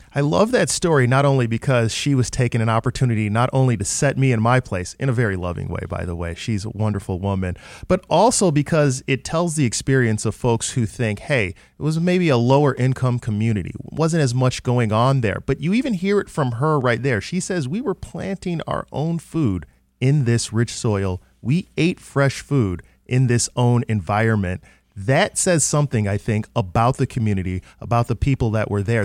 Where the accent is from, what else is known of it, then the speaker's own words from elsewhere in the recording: Detroit, Michigan, United States; I grew up on the West Side